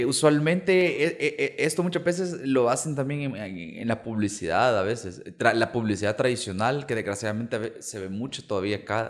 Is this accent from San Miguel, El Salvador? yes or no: no; Santa Tecla, La Libertad, El Salvador; Yo soy de Santa Tecla